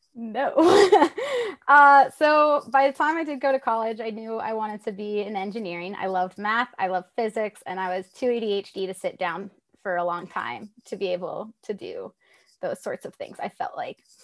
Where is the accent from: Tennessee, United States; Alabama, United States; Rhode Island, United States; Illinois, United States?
Tennessee, United States; I'm from Tennessee